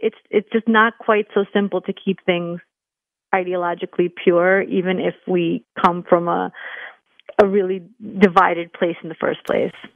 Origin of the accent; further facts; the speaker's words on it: New York City, New York, United States; I'm a New Yorker